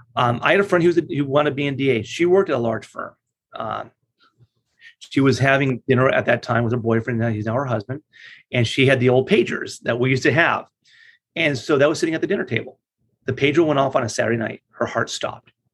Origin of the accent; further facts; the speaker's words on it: La Mirada, California, United States; also born or lived in Los Angeles, California; I grew up in La Mirada, California